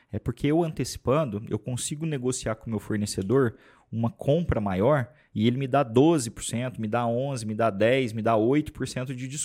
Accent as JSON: {"language": "Portuguese", "town": "Franca", "region": "São Paulo", "country": "Brazil", "said": "Para começar, é... nós somos de Franca, a cidade mais mineira do estado de São Paulo."}